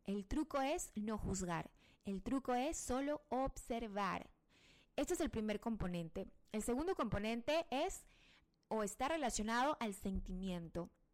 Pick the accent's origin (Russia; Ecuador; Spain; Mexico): Ecuador; acá en mi país, en el Ecuador